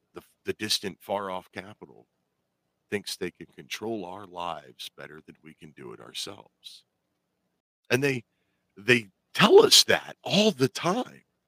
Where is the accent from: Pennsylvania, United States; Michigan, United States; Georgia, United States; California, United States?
Pennsylvania, United States; here in in my home state